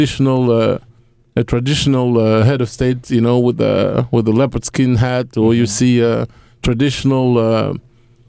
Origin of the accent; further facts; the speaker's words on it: Belgium; also born or lived in Democratic Republic of the Congo / Brussels; I grew up in the Congo until I was five. And my parents decided to send me and my siblings to Belgium, and we grew up there with a Belgian family